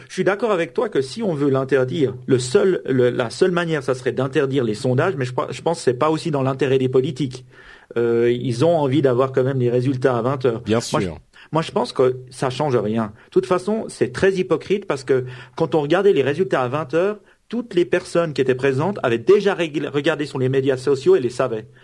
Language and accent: French; Switzerland; je suis suisse.